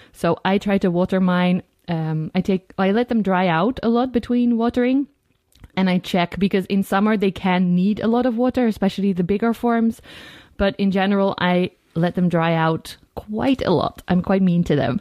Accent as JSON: {"language": "English", "country": "Netherlands"}